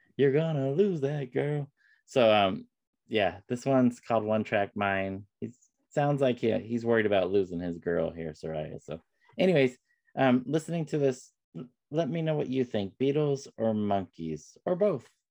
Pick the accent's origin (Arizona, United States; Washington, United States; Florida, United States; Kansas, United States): Florida, United States; West Palm Beach; my home state of Florida, n- uh, not far from where I was born in West Palm Beach